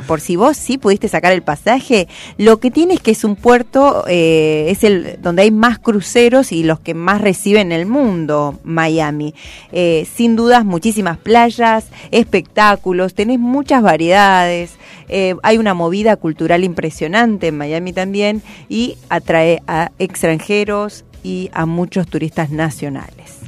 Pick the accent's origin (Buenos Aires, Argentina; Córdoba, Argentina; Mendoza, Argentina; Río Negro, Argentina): Buenos Aires, Argentina; yo ya soy de Buenos Aires